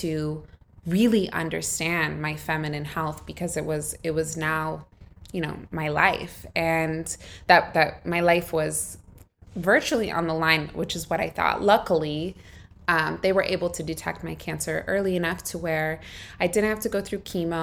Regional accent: United States; moved away; I grew up in the States. My parents immigrated to California from Egypt

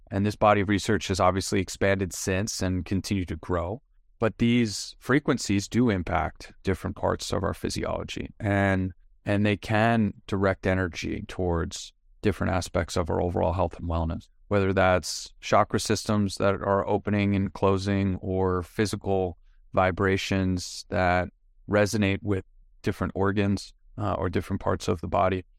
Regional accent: Long Island, New York, United States; moved away as an adult; also born or lived in Manhattan / San Diego; I'm originally from New York, born and raised on Long Island, lived in Manhattan for ten years, then San Diego

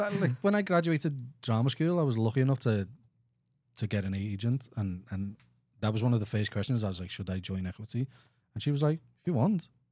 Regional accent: Liverpool, North West England, United Kingdom; accent: Scouse; moved away as an adult; now in Houston, United States; I'm, I'm from England

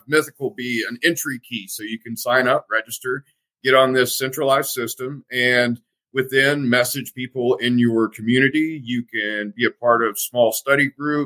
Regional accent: the South, United States; I'm from the South

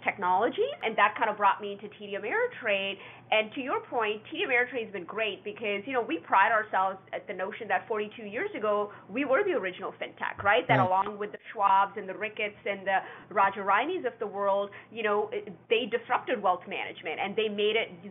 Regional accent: Calgary, Edmonton, Alberta, Canada; I grew up in Canada, in Calgary, Edmonton, Alberta.

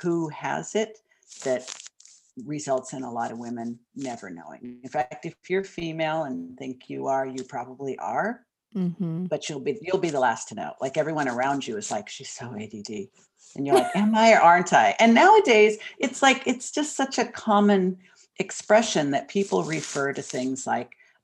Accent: Southern California, United States; moved away as an adult; also born or lived in Hollywood, Los Angeles; now in Portland, United States; I grew up in Southern California

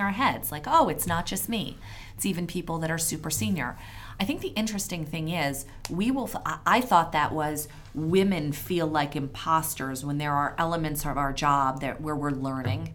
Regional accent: Philadelphia, Pennsylvania, United States; now in New England, United States; I live in New England, but I'm originally from Philadelphia.

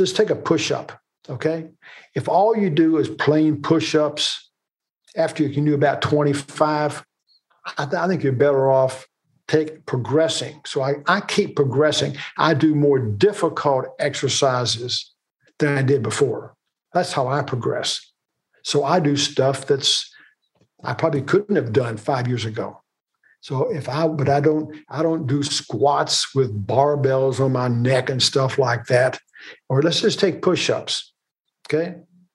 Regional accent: Kentucky, United States; We're from Kentucky

